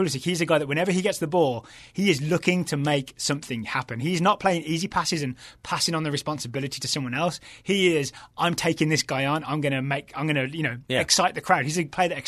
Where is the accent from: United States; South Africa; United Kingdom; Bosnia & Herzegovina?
United States; as American soccer fans